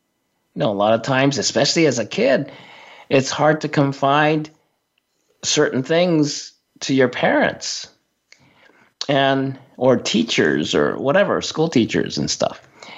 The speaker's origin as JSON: {"language": "English", "region": "Tokyo", "country": "Japan", "tie": "born or raised there", "said": "I was talking about growing up in Tokyo in a multi-ethnic, multicultural family and situation."}